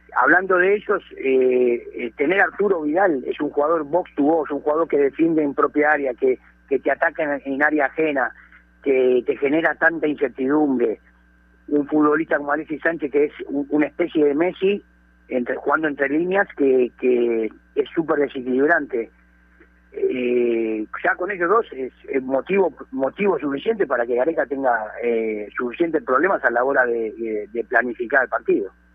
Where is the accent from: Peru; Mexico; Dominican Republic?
Peru; hablo como peruano